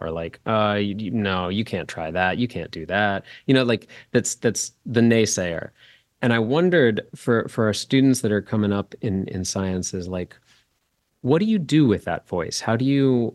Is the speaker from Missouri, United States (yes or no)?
yes; St. Louis, Missouri, United States; That's where I'm from